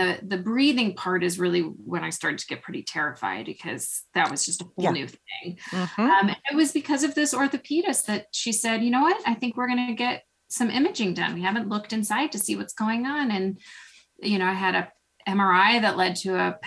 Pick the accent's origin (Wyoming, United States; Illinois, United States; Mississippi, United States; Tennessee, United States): Illinois, United States; Chicago; moved away as an adult; now in Bryn Mawr, United States; I'm originally from Chicago